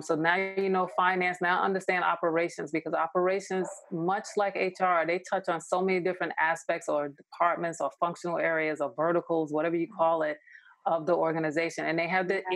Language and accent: English; New York, United States; moved away as an adult; now in Los Angeles, United States; I'm originally from New York. I live